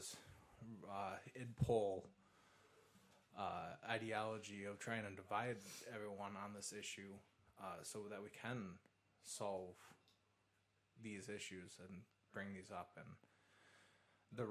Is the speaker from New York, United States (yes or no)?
yes; New York, United States; as a New Yorker